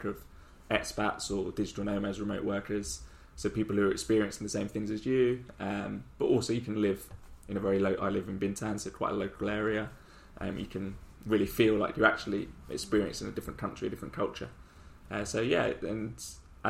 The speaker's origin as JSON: {"language": "English", "region": "London", "country": "United Kingdom", "also_born_or_lived": "Nottingham", "moved": "as an adult", "lives_now": "Ho Chi Minh City, Vietnam", "said": "Bordering Surrey, but yeah, London, Croydon."}